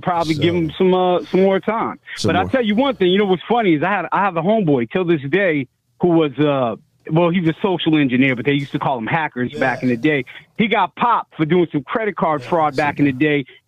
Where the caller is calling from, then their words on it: Pasadena, California, United States; I'm calling from Pasadena.